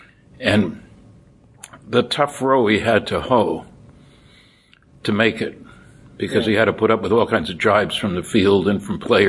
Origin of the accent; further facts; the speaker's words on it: Linden, New Jersey, United States; I grew up in Linden, New Jersey, 18 miles from New York City.